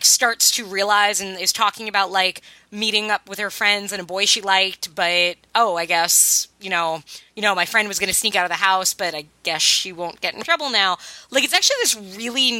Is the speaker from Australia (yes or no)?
no; East Coast, United States; we're all from the East Coast